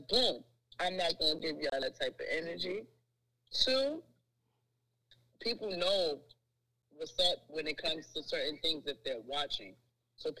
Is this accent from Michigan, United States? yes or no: no; New York City, New York, United States; I'm from Harlem.